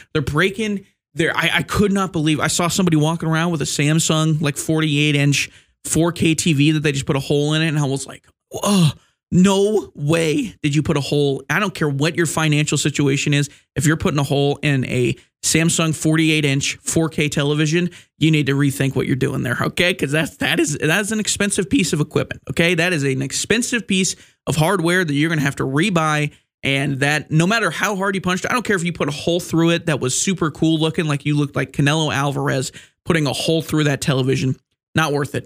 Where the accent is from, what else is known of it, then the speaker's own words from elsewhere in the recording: Wyoming, United States; I'm from Wyoming